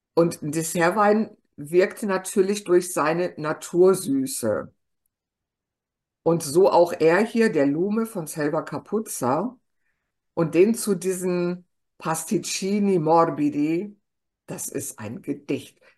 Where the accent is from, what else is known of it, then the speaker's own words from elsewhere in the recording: Germany; bei uns in Deutschland